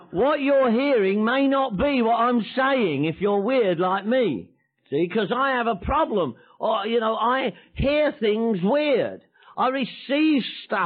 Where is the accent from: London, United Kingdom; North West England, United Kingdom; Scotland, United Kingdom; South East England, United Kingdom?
London, United Kingdom; moved away; I was born in London, England. I'm from Northwest London